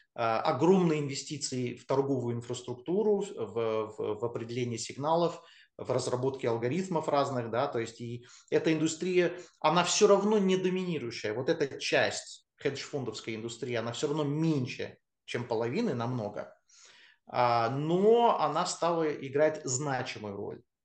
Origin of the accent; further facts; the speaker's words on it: United States; moved away as an adult; now in Russia; я родился в Штатах, я вырос в Штатах, а, приехал я в Россию только после универа